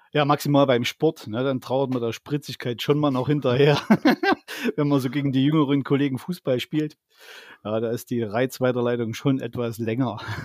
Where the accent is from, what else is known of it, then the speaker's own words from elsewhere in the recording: Zwickau, Saxony, Germany; bei uns in Zwickau